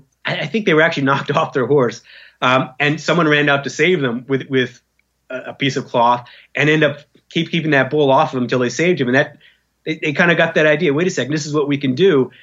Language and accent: English; United States; an American who grew up in the American culture